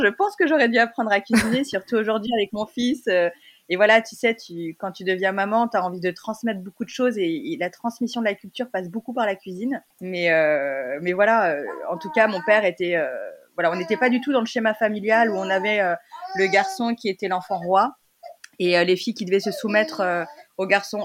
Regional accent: Lyon, Auvergne-Rhône-Alpes, France; moved away as an adult; also born or lived in Hong Kong; now in Paris, France; je suis, née, j'ai grandi à Lyon

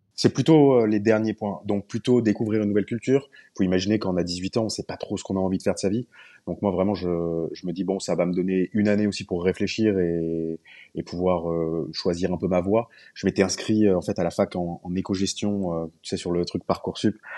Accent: France; je suis pas norvégien, je suis français

